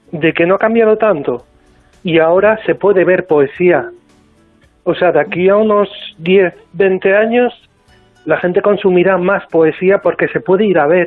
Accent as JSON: {"language": "Spanish", "region": "Asturias", "country": "Spain", "said": "mi tierra, que es España y Asturias."}